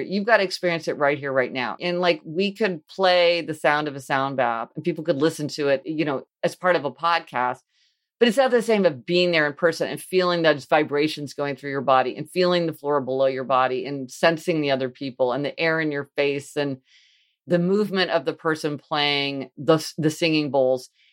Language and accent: English; Kansas City, Missouri, United States; I grew up in Kansas City, Missouri